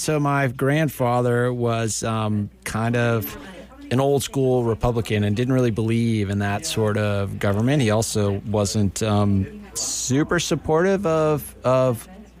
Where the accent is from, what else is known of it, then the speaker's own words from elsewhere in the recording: Guilford, New Hampshire, United States; Gosh, well, I grew up in a small town called Guilford, New Hampshire. It's kind of in the middle part of the state.